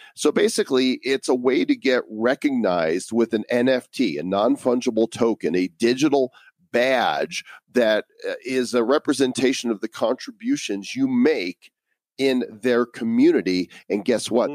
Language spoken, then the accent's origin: English; United States; growing up in America